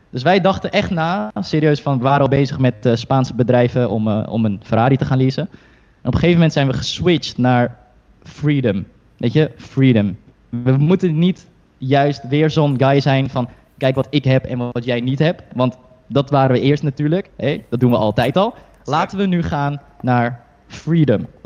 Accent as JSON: {"language": "Dutch", "town": "Heerhugowaard", "region": "North Holland", "country": "Netherlands"}